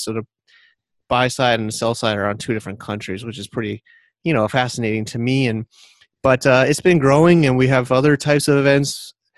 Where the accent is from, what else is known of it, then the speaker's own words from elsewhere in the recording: near Connecticut, United States; moved away as an adult; also born or lived in New York City, United States; now in China; I'm yeah American from uh, near Connecticut technically